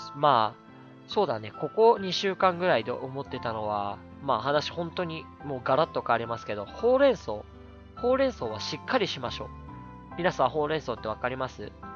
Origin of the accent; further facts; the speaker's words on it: Shizuoka, Japan; うちの実家は静岡なんですけど